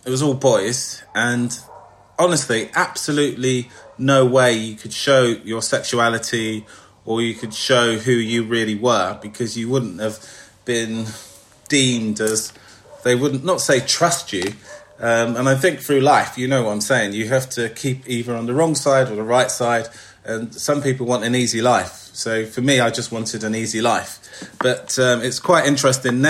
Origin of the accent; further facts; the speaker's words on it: London, United Kingdom; I was brought up in East London, Hackney